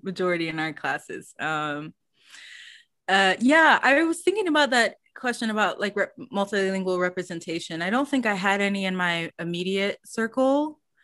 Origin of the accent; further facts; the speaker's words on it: United States; first language English; I wasn't American